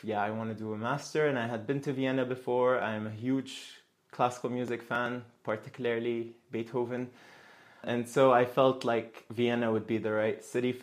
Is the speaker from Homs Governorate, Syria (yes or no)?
no; Damascus, Damascus Governorate, Syria; moved away as an adult; also born or lived in Lebanon; I come from Damascus, from Syria